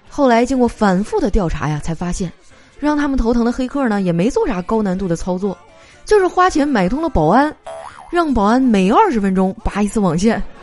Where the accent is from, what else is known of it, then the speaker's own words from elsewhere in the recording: Northeast China, China; now in Shanghai, China; 身为一个东北人啊，我还是很喜欢我家乡的文化的